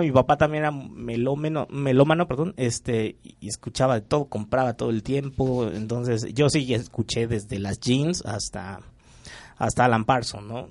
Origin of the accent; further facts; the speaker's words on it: Michoacán, Mexico; somos de Michoacán. Eh, allá pues nos conocimos como a los 15 años